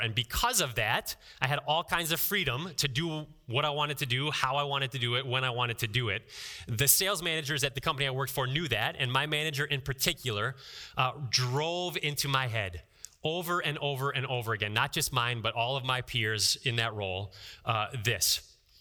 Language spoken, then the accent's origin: English; Ohio, United States; I'm from Ohio